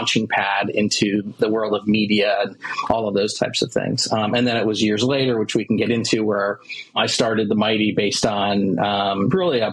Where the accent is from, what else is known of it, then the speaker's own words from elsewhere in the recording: Cleveland, Ohio, United States; moved away as an adult; also born or lived in Virginia; I grew up in the Midwest here in the United States, Cleveland, Ohio